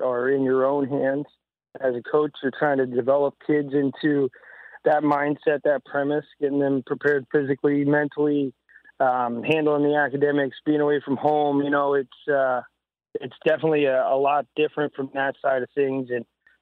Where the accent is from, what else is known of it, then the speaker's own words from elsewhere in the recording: New Jersey, United States; moved away as an adult; also born or lived in Nebraska; now in St. Charles, Missouri, United States; going to college in Nebraska and growing up in Jersey